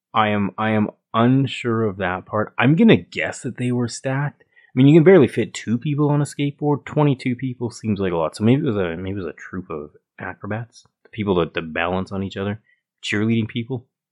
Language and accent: English; Calgary, Alberta, Canada; we're both from Calgary, Alberta, Canada